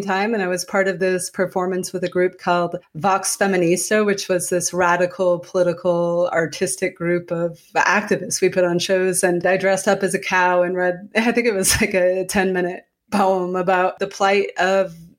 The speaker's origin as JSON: {"language": "English", "town": "Calais", "region": "Maine", "country": "United States", "tie": "born or raised there", "said": "I grew up in Calais, Maine, spelled like the Calais in France, but said like the thing on the bottom of your foot"}